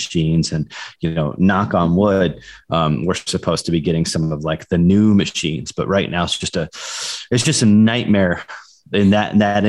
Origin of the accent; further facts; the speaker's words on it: Iowa, United States; also born or lived in Tampa, Florida; now in Colorado, United States; I'm originally from Iowa.